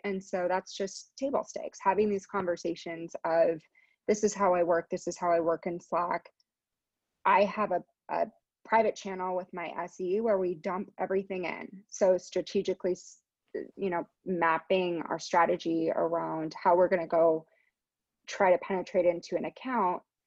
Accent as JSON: {"language": "English", "town": "San Francisco", "region": "California", "country": "United States", "tie": "born or raised there", "said": "I was born here in San Francisco. I'm based in San Francisco still, currently working out of my house as we all are, but I grew up in the in the Bay Area"}